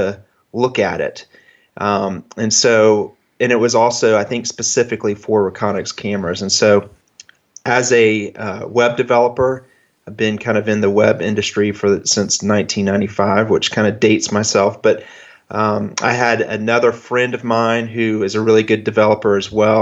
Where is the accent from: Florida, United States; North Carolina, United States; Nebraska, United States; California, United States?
Florida, United States; Jacksonville; also born or lived in Rochester, New York; I'm from Jacksonville, Florida. And so I'm in an area that doesn't have great deer compared to most of your guests. But I've lived here